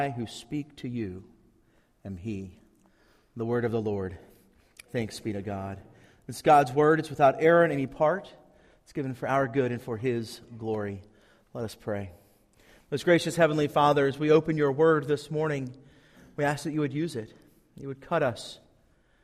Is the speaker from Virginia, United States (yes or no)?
yes; Tri-Cities, Virginia, United States; moved away; I'm from the Tri-Cities